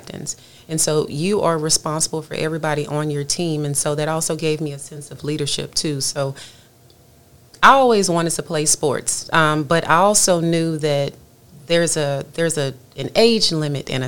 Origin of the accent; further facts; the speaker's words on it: Louisiana, United States; moved away as an adult; now in Texas, United States; I'm from Louisiana, and so I understand all of the things Louisiana. I moved to Texas about 7 years ago